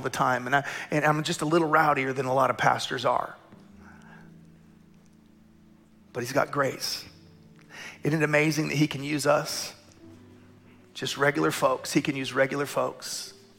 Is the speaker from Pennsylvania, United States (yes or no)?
no; Tulsa, Oklahoma, United States; I grew up in Tulsa in the middle of the charismatic movement